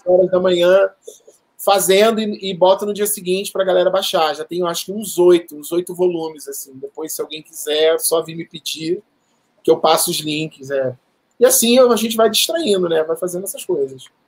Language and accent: Portuguese; Rio de Janeiro, Brazil; moved away as an adult; now in São Paulo, Brazil; eu me mudei aqui para São Paulo no dia 27 de março de 2019, ou seja, acabou de completar um ano, eu sou do Rio de Janeiro